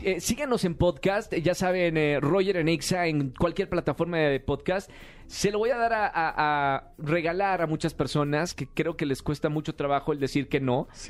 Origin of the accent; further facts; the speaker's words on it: Monterrey, Nuevo León, Mexico; moved away as an adult; also born or lived in Argentina; Yo soy mexicano, eh, crecí en Monterrey